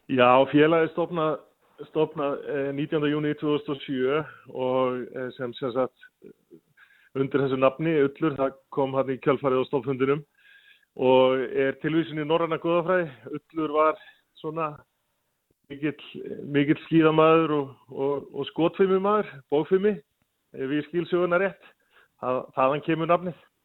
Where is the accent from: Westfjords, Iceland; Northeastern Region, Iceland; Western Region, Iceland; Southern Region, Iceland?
Westfjords, Iceland; Ísafjörður; now in Reykjavík capital area, Iceland; þegar við vorum allast upp á Ísafjörð